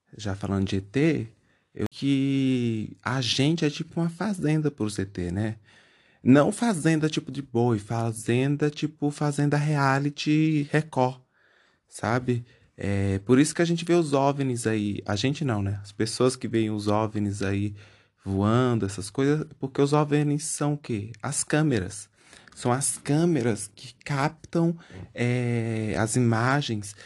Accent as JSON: {"language": "Portuguese", "region": "Bahia", "country": "Brazil", "tie": "born or raised there", "moved": "yes", "said": "quando eu morava é, na Bahia, é, que eu sou baiano, graças a Deus, é, eu, na cidadezinha que eu morava, bem pequenininho"}